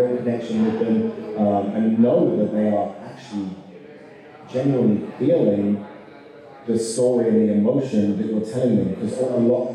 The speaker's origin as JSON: {"language": "English", "country": "United Kingdom", "moved": "yes", "lives_now": "Kentucky, United States", "said": "this Brit"}